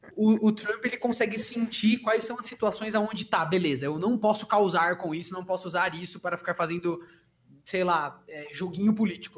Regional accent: Socorro, São Paulo, Brazil; moved away; minha terra lá, eu sou de Socorro, né, interior de São Paulo

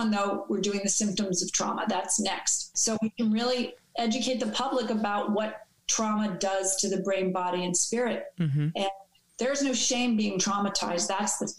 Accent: New York City, New York, United States; growing up in New York City.

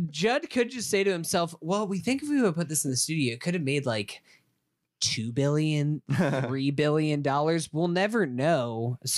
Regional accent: Staten Island, New York, United States; Oh, I remember I grew up on Staten Island. I had to take the ferry to get to work

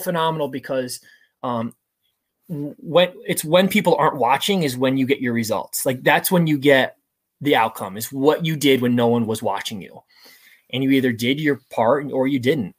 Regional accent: United States; I grew up just outside the New York City area

